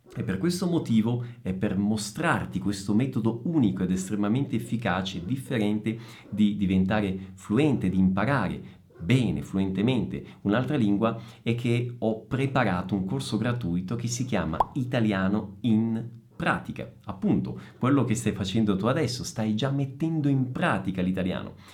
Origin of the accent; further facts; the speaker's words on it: Messina, Sicily, Italy; moved away as an adult; also born or lived in northern Italy; now in São Paulo, Brazil; sono italiano, sono nato in Sicilia, a Messina, ho vissuto per circa 30 anni in Italia